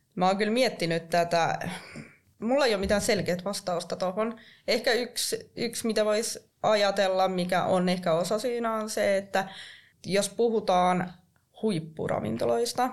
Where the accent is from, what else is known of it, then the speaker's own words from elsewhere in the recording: Kuopio, North Savo, Finland; mä oon kotoisin tuolta Kuopiosta